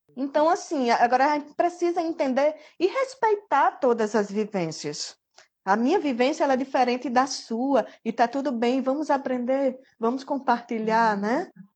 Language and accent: Portuguese; Mossoró, Rio Grande do Norte, Brazil; also born or lived in Ilhéus, Bahia; now in Macau, Brazil; Na verdade, eu nasci na Bahia. Eu sou baiana, de Ilhéus. Mas aí eu vim para cá com cinco anos de idade e sou filha adotiva de Mossoró